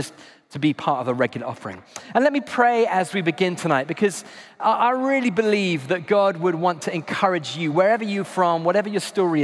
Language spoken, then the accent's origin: English; United Kingdom; I'm British